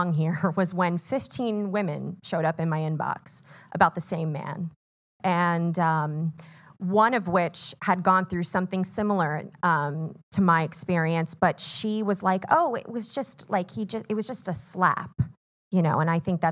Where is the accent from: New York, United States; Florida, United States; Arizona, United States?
Florida, United States; Miami; I'm from Miami, Florida.